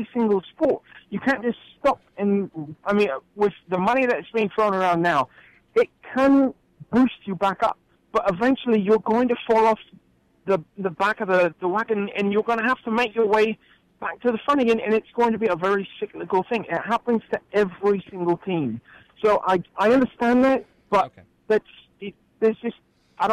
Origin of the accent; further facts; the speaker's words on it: England, United Kingdom; now in Grand Rapids, United States; growing up in England, being a true football fan, as I am